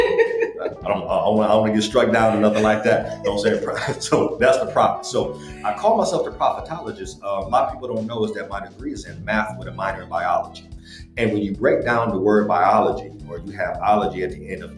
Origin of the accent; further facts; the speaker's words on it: Akron, Ohio, United States; now in Columbus, United States; just a kid from Akron. So I'm originally from Akron, Ohio, here in Columbus, Ohio.